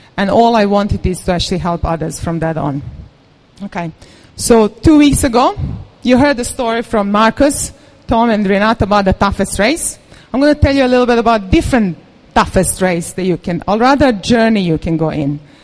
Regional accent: Serbia; moved away; I come from Serbia

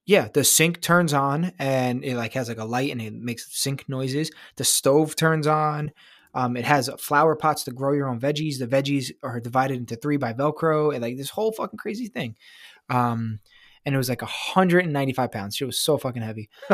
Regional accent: New York, United States; I'm from New York

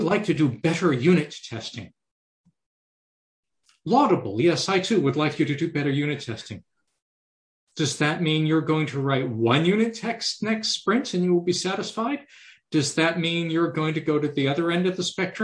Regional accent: Canada; Being a Canadian

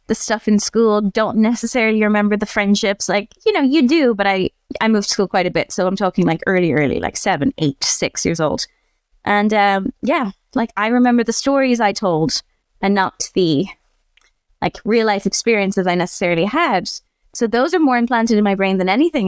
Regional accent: Ireland; I grew up in Ireland.

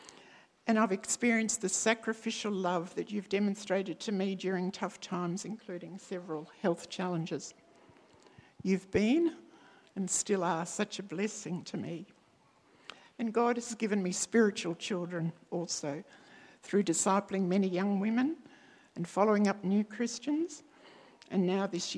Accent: country Victoria, Australia; now in Adelaide, Australia; I was free to leave my life here in Adelaide and return to my hometown in country Victoria

